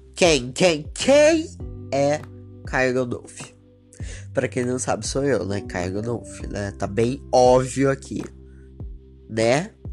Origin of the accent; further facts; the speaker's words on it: Batatais, São Paulo, Brazil; Eu sou de Batatais, interior de São Paulo